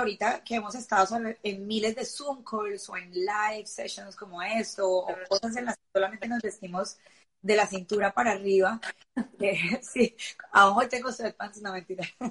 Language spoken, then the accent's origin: Spanish; Colombia; moved away; siendo colombiana